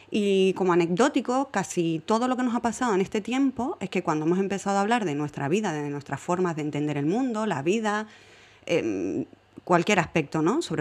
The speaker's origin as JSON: {"language": "Spanish", "town": "Fuenlabrada", "region": "Community of Madrid", "country": "Spain"}